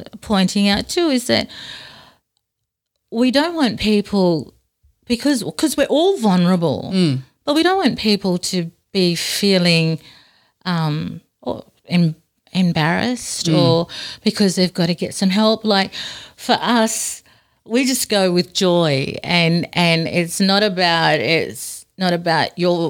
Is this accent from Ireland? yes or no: no; Darwin, Northern Territory, Australia; now in Robinvale, Australia; we grew up in a housing commission area in Darwin